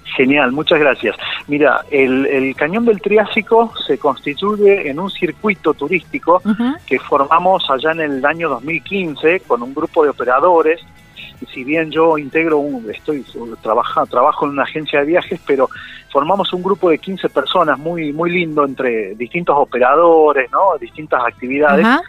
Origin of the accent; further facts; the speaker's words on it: Banda Florida, La Rioja, Argentina; Banda Florida es mi pueblo, son, es un pueblo de 350 habitantes